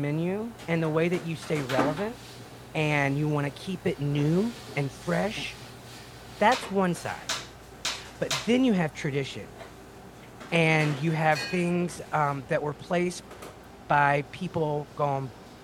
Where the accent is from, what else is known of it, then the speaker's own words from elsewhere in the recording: Mississippi, United States; I'm from Mississippi.